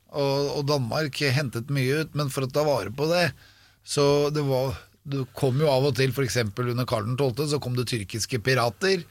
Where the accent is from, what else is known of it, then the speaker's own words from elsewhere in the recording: Norway; jeg er norsk